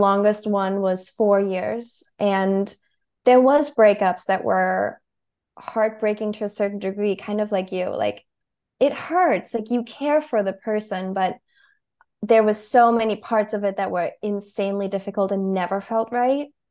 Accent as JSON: {"language": "English", "region": "Berlin", "country": "Germany", "tie": "born or raised there", "moved": "as an adult", "lives_now": "New York City, United States", "said": "I moved to New York City from Germany when I was twenty-two."}